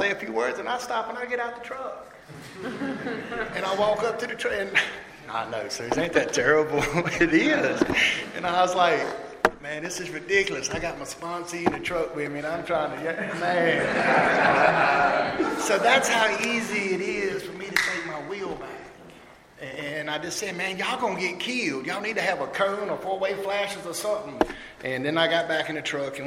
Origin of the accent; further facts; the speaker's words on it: Mayodan, North Carolina, United States; now in Elm City, United States; I am actually from a small town in North Carolina called Mayo Dan. It's where the Mayo and the Dan River meet.